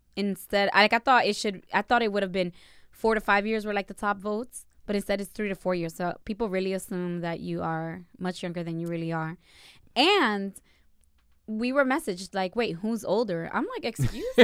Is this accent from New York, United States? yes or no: no; Perth Amboy, New Jersey, United States; I was born and raised in a branch of Dominican Republic, which is called Berthamboy